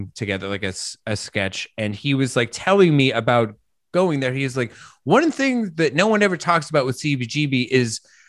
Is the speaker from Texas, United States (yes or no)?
no; Colorado, United States; moved away as an adult; now in New York, United States; I'm from Colorado. I came to New York in like the mid 2000s when I was in my 20s.